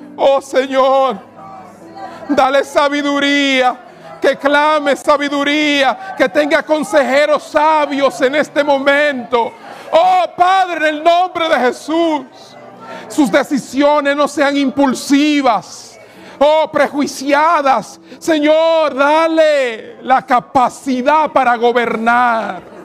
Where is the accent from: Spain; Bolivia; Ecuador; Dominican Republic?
Dominican Republic; Cibao; mi tierra, en el Cibao